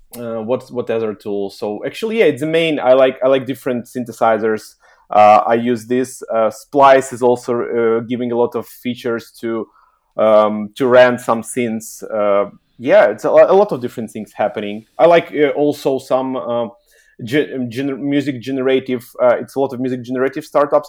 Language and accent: English; Kyiv, Ukraine; also born or lived in Helsinki, Finland; I'm originally from Ukraine, Kiev